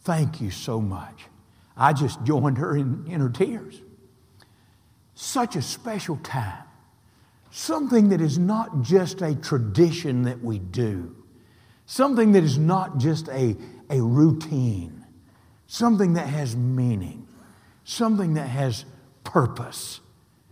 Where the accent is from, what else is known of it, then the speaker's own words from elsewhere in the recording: the South, United States; now in Tallahassee, United States; Growing up in the South, I know what supper is.